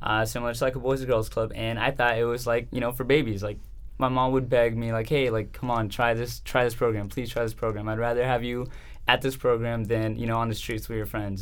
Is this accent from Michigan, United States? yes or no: no; Chandler, Arizona, United States; also born or lived in Salinas, California; I am from Salinas, California, but raised here in Chandler. We came from California when I was around like 5 years old.